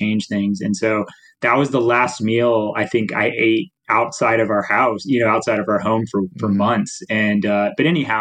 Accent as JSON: {"language": "English", "town": "Nashville", "region": "Tennessee", "country": "United States", "tie": "born or raised there", "moved": "yes", "said": "I'm from Nashville originally"}